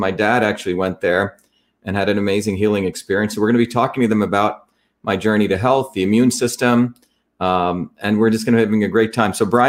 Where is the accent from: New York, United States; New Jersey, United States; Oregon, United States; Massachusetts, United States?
New Jersey, United States; Livingston; also born or lived in Bombay, India; So I grew up in Patterson and then in Clifton. And then in Parsippany, and then Livingston.